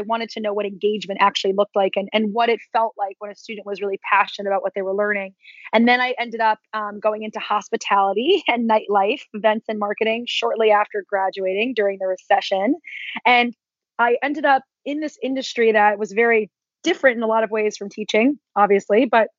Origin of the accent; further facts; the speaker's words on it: New Jersey, United States; moved away as an adult; also born or lived in Las Vegas; I grew up in a very small town in New Jersey.